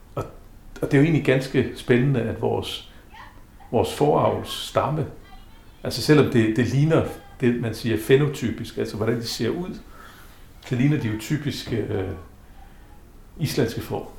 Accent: South Greenland, Greenland; also born or lived in Havdrup, Denmark / Nepal / Bangladesh; now in Nuuk, Greenland; Født i Nasser. Opvokset i Nasser.

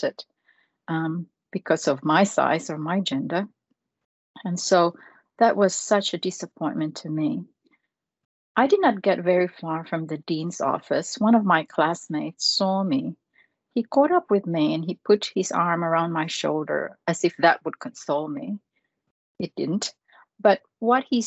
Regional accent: Philippines; now in Australia; I was born in the Philippines

